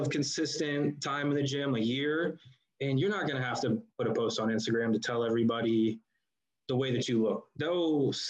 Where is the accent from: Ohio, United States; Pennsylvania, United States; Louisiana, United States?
Ohio, United States; Akron; moved away as an adult; now in Columbus, United States; I am not a Columbus native. I'm from the Akron, Canton area, about 2 hours north of Columbus.